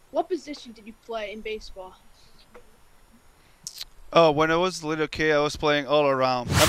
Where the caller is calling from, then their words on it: New York, United States; from New York